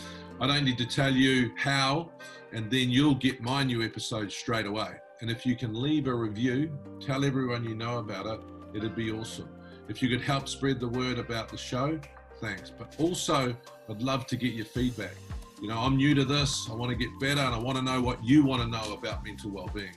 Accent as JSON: {"language": "English", "country": "New Zealand", "said": "being a Kiwi"}